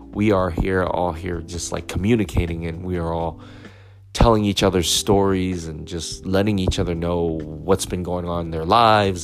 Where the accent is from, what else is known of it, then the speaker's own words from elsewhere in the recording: United States; I wish I kind of grew up in Europe rather than growing up here in the United States.